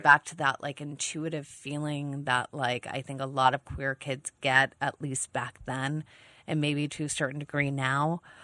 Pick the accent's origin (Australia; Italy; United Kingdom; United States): United States; East Coast; now in Los Angeles, United States; I'm an East Coast gal